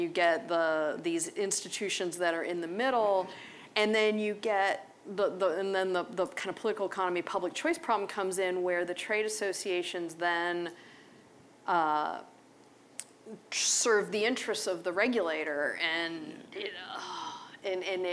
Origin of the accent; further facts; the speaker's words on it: Pittsburgh, Pennsylvania, United States; I grew up in Pittsburgh